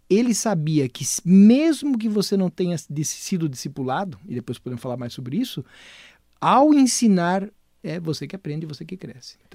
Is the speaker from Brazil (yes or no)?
yes; Brazil; eu nasci no Brasil